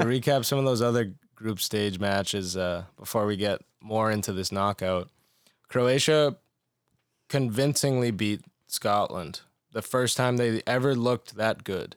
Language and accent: English; Portugal; being Portuguese